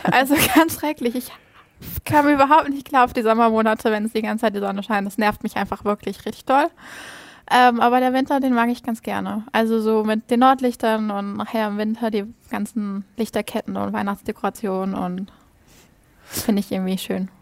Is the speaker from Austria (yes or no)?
no; Schleswig-Holstein, Germany; first language Danish; German is a second language; moved away as an adult; now in Greenland; ich komme ja aus Schleswig-Holstein, ganz oben an der Grenze zu Dänemark.